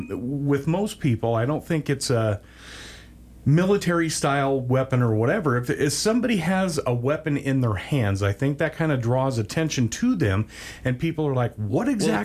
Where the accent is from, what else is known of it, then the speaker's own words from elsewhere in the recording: Wyoming, United States; I've seen this growing up in Wyoming